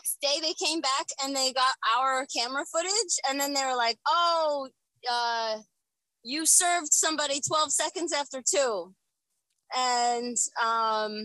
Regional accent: Lawrenceville, New Jersey, United States; also born or lived in Trenton, New Jersey; I was born in Trenton

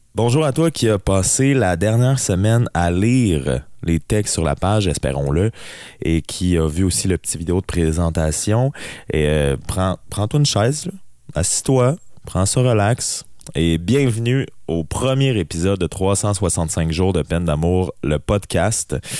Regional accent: BTB, Quebec, Canada; je suis natif de la BTB et j'y suis présentement

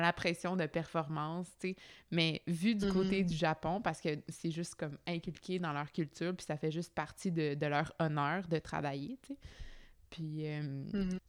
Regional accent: Quebec, Canada; en tant que Québécois nord-américain

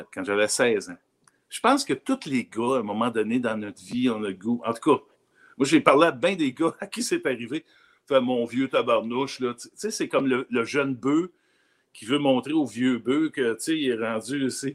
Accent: Rigaud, Quebec, Canada; also born or lived in Cadillac, Abitibi, Quebec; je suis né à Cadillac en Abitibi, ouais. Cadillac. Mais, déménager déménagé très jeune à Rigaud.

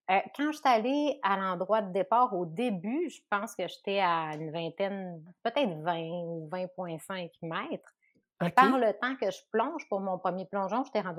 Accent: Chicoutimi, Quebec, Canada; moved away; Chicoutimi, puis je me suis tout le temps ennuyée de chez moi.

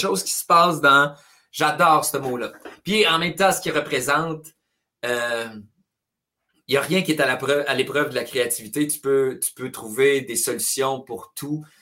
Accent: Trois-Rivières, Quebec, Canada; first language French; j'ai été élevé à Trois-Rivières

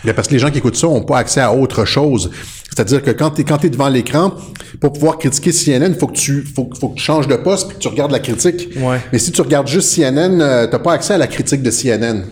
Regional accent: Quebec, Canada; chez nous au Québec

